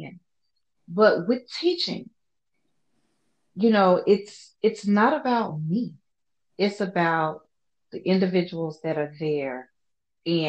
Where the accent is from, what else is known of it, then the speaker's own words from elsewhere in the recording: Louisiana, United States; I am from Louisiana, where we're constantly, as a just normal way of being, you apologize for everything. You're Southern nice